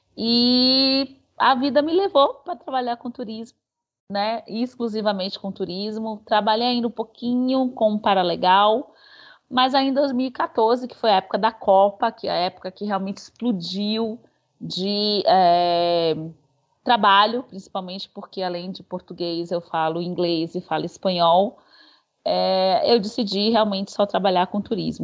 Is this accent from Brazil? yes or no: yes; Salvador, Bahia, Brazil; eu nasci aqui em Salvador